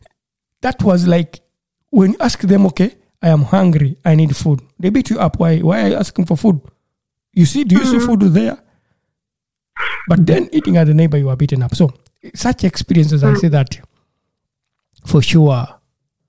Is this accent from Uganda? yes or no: yes; Uganda; moved away; when I was growing up in Uganda.